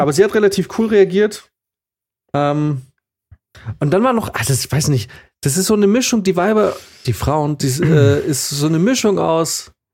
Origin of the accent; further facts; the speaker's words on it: Munich, Bavaria, Germany; ich bin auch Münchner